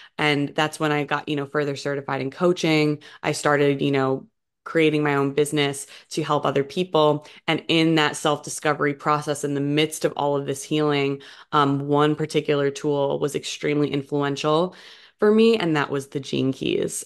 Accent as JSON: {"language": "English", "region": "New Jersey", "country": "United States", "tie": "born or raised there", "moved": "yes", "said": "I grew up over in New Jersey on the East Coast of the U S"}